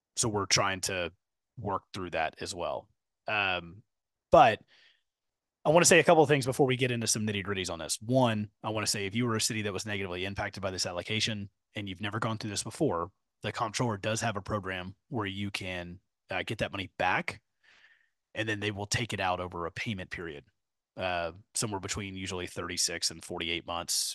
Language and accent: English; Katy, Texas, United States; I grew up in Katy